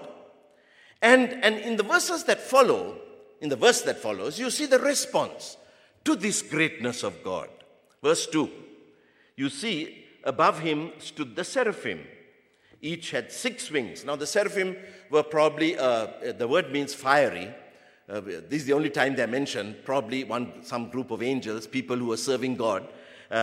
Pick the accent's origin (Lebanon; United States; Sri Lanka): Sri Lanka; I'm from the Sinhalese race